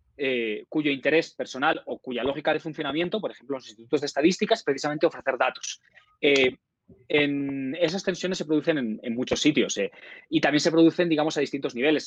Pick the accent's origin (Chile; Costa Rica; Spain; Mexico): Spain; moved away; mi país de origen, España